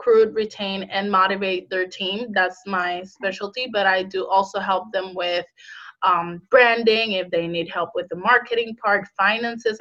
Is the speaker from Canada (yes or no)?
no; Puerto Rico; moved away as an adult; now in United States; I'm originally from Puerto Rico, I moved to United States 3 years ago